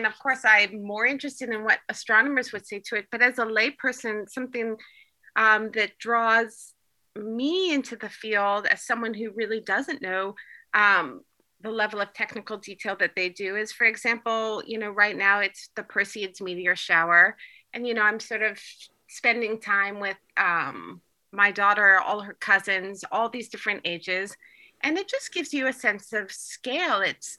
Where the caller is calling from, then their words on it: Turkey; for example, I'm calling in from Turkey.